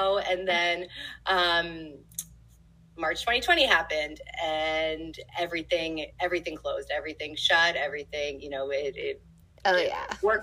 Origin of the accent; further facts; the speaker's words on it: New York City, New York, United States; I grew up in New York City